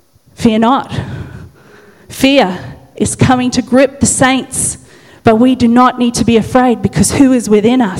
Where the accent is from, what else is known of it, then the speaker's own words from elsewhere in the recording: Dalby, Queensland, Australia; I'm just a little country girl, God. I'm just from Dolby